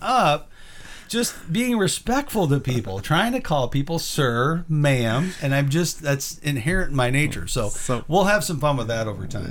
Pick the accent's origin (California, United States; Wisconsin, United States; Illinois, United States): Illinois, United States; moved away; also born or lived in the South; moved out of where my hometown is in Illinois